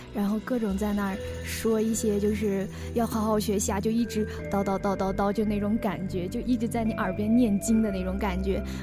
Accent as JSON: {"language": "Chinese", "region": "northern China", "country": "China", "moved": "as an adult", "lives_now": "Yunnan, China", "said": "我毕竟是从一个北方来到了南方"}